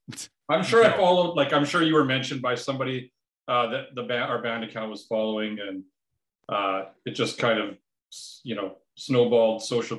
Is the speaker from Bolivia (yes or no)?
no; Warman, Saskatchewan, Canada; moved away as an adult; now in Edmonton, Canada; I grew up in Warman. So just outside of Saskatoon, I lived there from birth till when I was 20. And then I moved to Edmonton